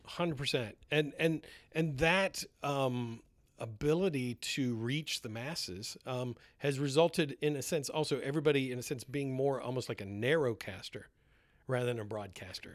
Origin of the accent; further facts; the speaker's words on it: East Coast, United States; moved away as an adult; also born or lived in Southern California; I grew up on the East Coast